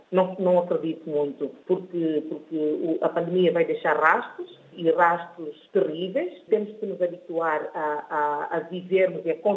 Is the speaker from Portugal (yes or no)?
no; São Tomé & Príncipe; moved away as an adult; also born or lived in Guinea-Bissau; now in Bissau, Guinea-Bissau; sou de São Tomé e Príncipe, sinto-me honrada por ser São Tomense.